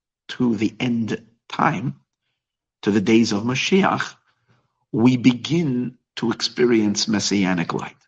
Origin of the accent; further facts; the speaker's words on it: New York, United States; now in Los Angeles, United States; I grew up in New York